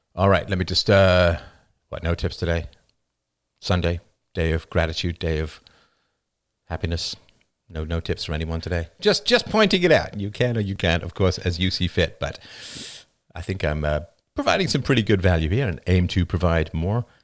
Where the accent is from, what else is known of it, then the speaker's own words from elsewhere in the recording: England, United Kingdom; moved away; I grew up in England